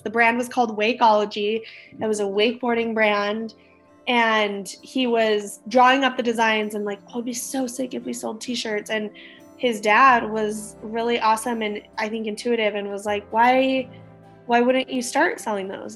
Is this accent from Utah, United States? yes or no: yes; Utah, United States; also born or lived in Hawaii; we're from Utah. We moved back to Utah after my husband graduated